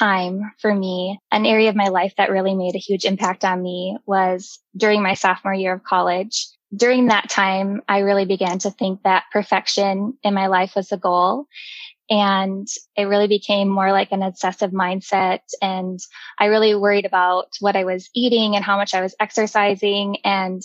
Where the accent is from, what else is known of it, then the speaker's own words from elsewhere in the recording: Jamestown, North Dakota, United States; moved away as an adult; also born or lived in Fargo, North Dakota / Rochester, Minnesota; I grew up in Jamestown, North Dakota. I was born and raised there